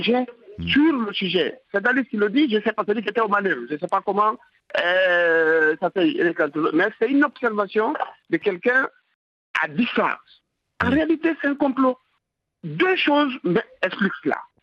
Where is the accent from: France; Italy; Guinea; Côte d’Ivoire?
Guinea; je parle en tant que Guinéen qui était là